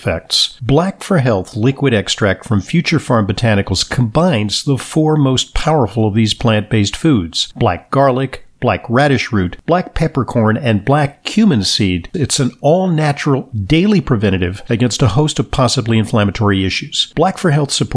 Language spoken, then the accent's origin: English; Santa Monica, California, United States; moved away as an adult; also born or lived in New York; where I grew up in Santa Monica, California.